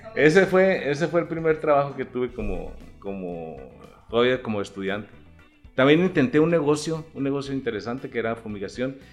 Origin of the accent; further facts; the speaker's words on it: Chihuahua, Mexico; also born or lived in Delicias; nací en el 60, tengo 60. De Chihuahua. De aquí de Chihuahua